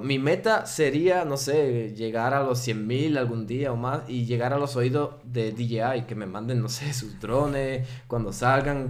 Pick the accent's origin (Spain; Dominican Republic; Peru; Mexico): Dominican Republic; accent: Dominican; first language Spanish; moved away as an adult; now in Switzerland; yo soy suizo, eh, nací en la República Dominicana, crecí allá y llevo seis años aquí en Suiza